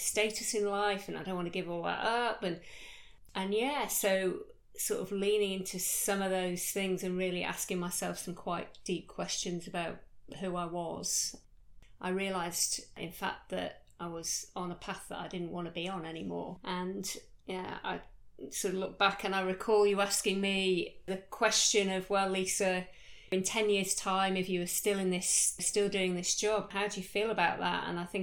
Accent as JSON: {"language": "English", "country": "United Kingdom", "tie": "born or raised there", "moved": "as an adult", "lives_now": "Australia", "said": "I started off life back in the UK, as you can tell from my accent"}